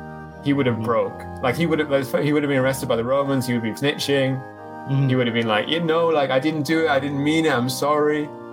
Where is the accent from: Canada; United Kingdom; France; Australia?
United Kingdom; England; I'm not going to support England at the World Cup, even though I'm English.